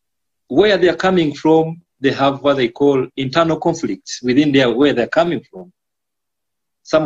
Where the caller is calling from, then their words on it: Uganda; I'm in Uganda. I'm calling from Uganda. I stay in Uganda, and I do my work in Uganda.